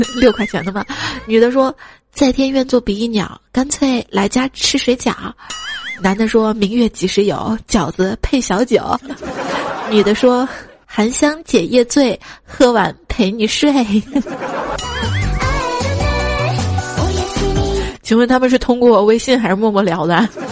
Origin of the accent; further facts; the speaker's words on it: China; 我们中国人